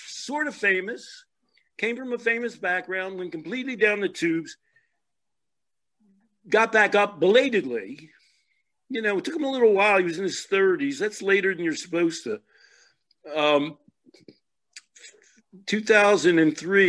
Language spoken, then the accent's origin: English; Philadelphia, Pennsylvania, United States; I'm from Philadelphia. Before I was a teenager, my father had a shoe store